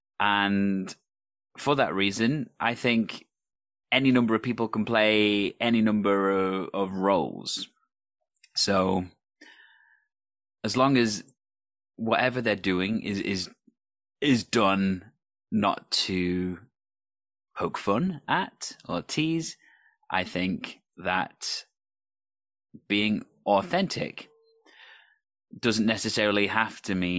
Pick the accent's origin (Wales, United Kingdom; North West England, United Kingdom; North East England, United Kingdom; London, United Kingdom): Wales, United Kingdom; first of all, I am Welsh, and how dare he presume that as a Welsh person would be offended by a Welsh accent?